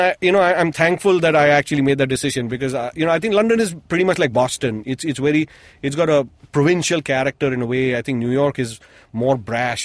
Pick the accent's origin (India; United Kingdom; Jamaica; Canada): India; Mumbai, Maharashtra; moved away as an adult; I was born here. I spent the first 25 years of my life here.